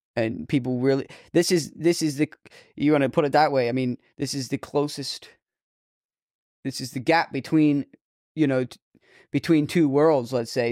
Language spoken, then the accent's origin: English; Boston, Massachusetts, United States; I'm from, like, Boston, Massachusetts, you know, the New England states